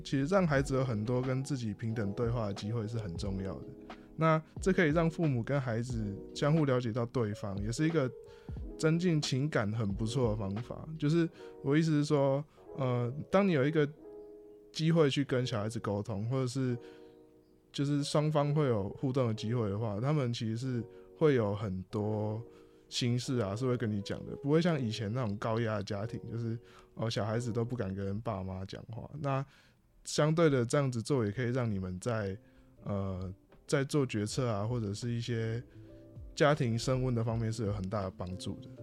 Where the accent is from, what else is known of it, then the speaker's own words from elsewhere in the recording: Hualien, Hualien County, Taiwan; 因为我来自花莲嘛，那我的爸爸是一个退伍的军人。啊，妈妈的职业呢，则是在花莲的很多幼儿园里面担任外聘的这个幼儿美语老师。啊，我还有一个即将要升高中的弟弟